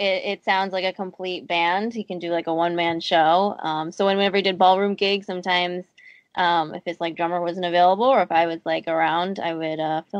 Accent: Boston, Massachusetts, United States; also born or lived in upstate New York; I was born in Boston

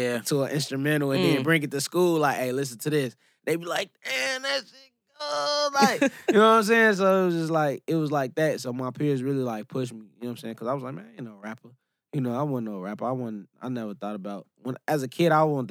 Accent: Chicago, Illinois, United States; I'm from the South Side. I'm from the Hunnets, Morgan Park area. I'm from the jungle

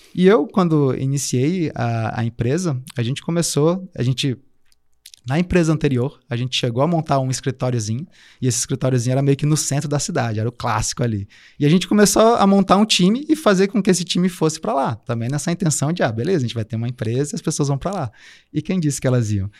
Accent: Brasília, Federal District, Brazil; moved away as an adult; now in Florianópolis, Brazil; Eu, eu vim de Brasília, né? Estou passando um tempo em Floripa agora, mas eu sou originalmente de Brasília

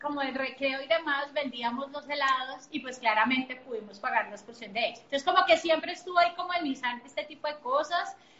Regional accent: Bogotá, Colombia; yo soy colombiana, nací en Bogotá

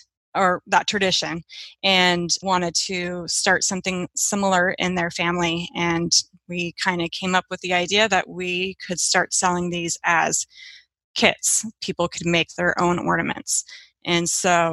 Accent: Seattle, Washington, United States; I am from Seattle, Washington

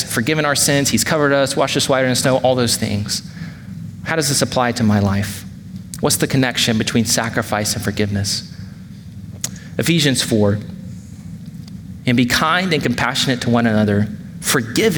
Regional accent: Georgia, United States; now in Wake Forest, United States; growing up in Georgia

